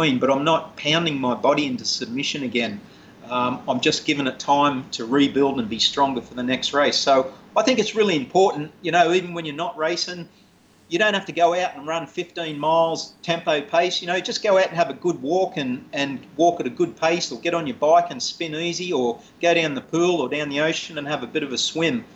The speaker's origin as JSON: {"language": "English", "country": "Australia", "said": "I'm Australian"}